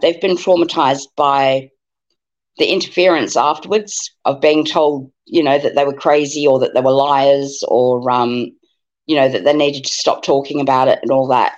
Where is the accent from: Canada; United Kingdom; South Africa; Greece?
South Africa; now in Australia; when I was growing up in South Africa